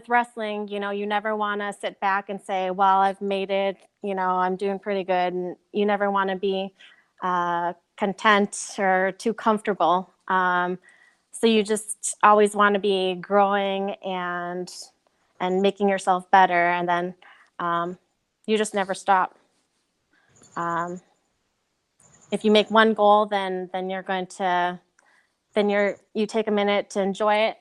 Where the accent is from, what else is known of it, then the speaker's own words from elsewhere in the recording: Minnesota, United States; I was born and raised in Minnesota